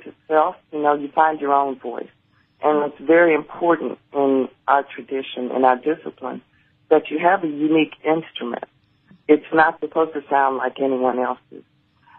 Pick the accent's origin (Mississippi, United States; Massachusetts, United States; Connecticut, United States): Mississippi, United States; Jackson; I was born in Jackson, Mississippi